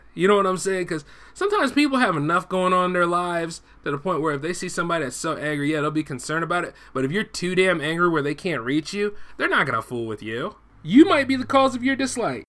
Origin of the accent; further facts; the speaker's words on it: United States; I'm an American first